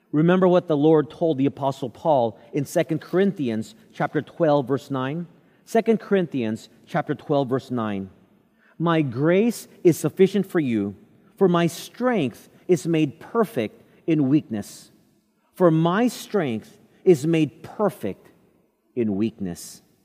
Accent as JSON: {"language": "English", "region": "Texas", "country": "United States", "tie": "born or raised there", "said": "Growing up in Texas"}